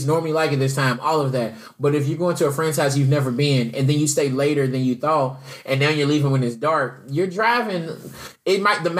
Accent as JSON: {"language": "English", "town": "Louisville", "region": "Kentucky", "country": "United States", "tie": "born or raised there", "also_born_or_lived": "South Florida", "moved": "as an adult", "lives_now": "Atlanta, United States", "said": "what I grew up around with in Louisville."}